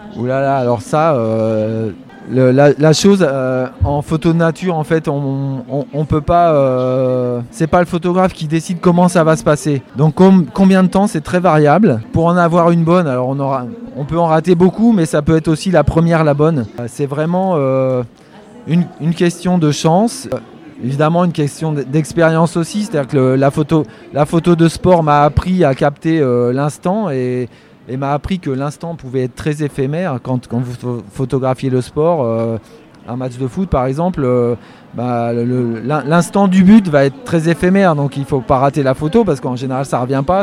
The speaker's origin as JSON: {"language": "French", "area": "Poitou", "region": "Nouvelle-Aquitaine", "country": "France", "tie": "born or raised there", "also_born_or_lived": "Île-de-France", "moved": "as an adult", "said": "je viens de la campagne. Je suis né dans le Poitou. J'ai eu la chance de grandir euh, un peu entouré de nature"}